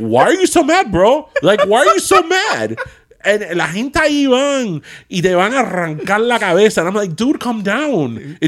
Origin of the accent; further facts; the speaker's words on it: Miami, Florida, United States; And I was born and raised in Miami.